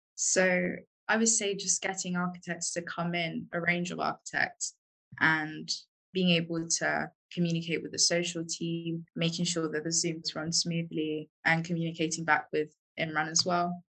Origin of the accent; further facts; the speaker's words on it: London, United Kingdom; moved away; I am from London originally